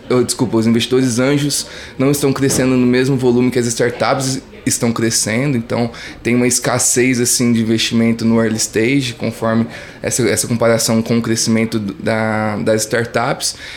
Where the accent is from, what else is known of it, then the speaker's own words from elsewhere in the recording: Morro Agudo, São Paulo, Brazil; accent: interior de São Paulo; eu sou de uma cidade do interior do estado de São Paulo, até conseguem ver pelo meu sotaque, né? Sou de Morragudo, maior produtor de cana-de-açúcar do Brasil e do mundo